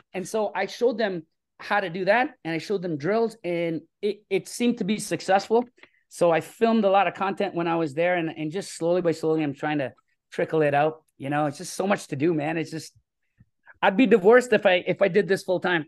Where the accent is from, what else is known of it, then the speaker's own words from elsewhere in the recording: Toronto, Ontario, Canada; I grew up in Scarborough, uh, which is a, a, a city here in Toronto.